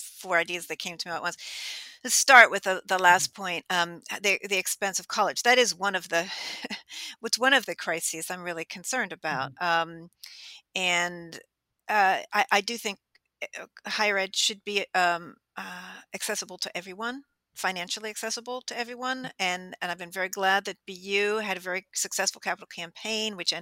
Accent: outside of Pittsburgh, Western Pennsylvania, United States; I grew up in Western Pennsylvania, outside of Pittsburgh

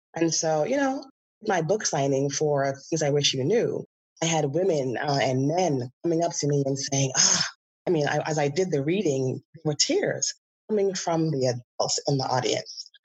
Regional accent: Bahamas; moved away as an adult; now in California, United States; I grew up in the Bahamas

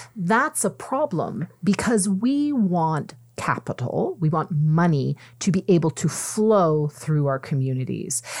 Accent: Mississauga, Ontario, Canada; moved away; I'm originally from Mississauga

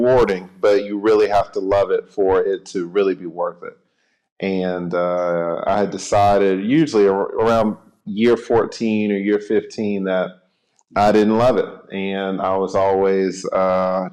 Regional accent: Atlanta, Georgia, United States; I am from Atlanta, Georgia

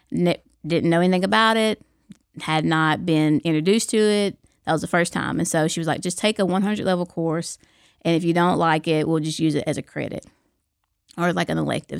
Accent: Fort Payne, Alabama, United States; I'm from Fort Payne, you know, Fort Payne High School, that's my alma mater

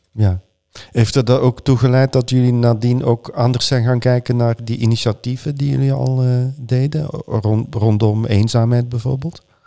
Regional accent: Flanders, Belgium; mijn geboorteland

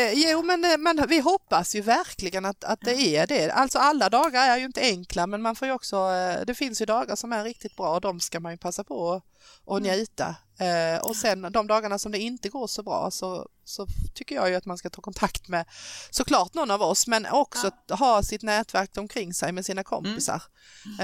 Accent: Skåne, Sweden; accent: Scanian; jag pratar skånska

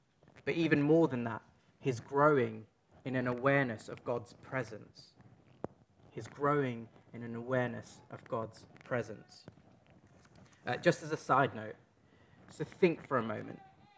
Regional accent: East London, London, United Kingdom; accent: Cockney; So I'm from East London. I just think of these things in Cockney sometimes.

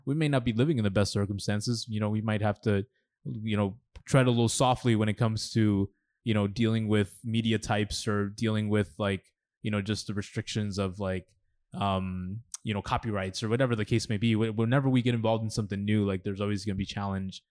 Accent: New York, United States; also born or lived in Los Angeles, California / El Salvador; growing up in New York, I mean, I, I fell in love with, like, with hip hop and rap

